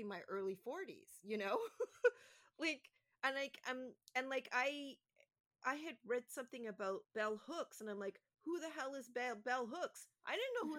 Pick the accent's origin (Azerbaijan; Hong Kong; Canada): Canada; being a Canadian